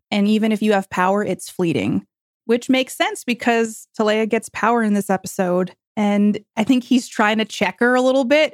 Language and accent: English; New York, United States; I'm from New York